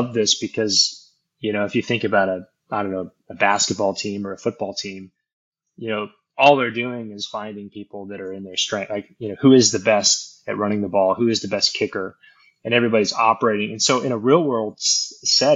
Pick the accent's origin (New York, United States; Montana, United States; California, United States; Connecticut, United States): Montana, United States; moved away as an adult; now in Austin, United States; Born in Austin, but when I was like 2 or 3 years old, we moved to Montana. So I grew up in Montana, went to the University of Montana